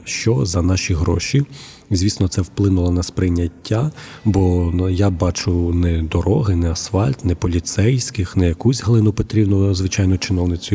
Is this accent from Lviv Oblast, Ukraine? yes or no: no; Huliaipole, Zaporizhzhia Oblast, Ukraine; moved away as an adult; now in Zaporizhzhia, Ukraine; Моє рідне місто Гуляйполе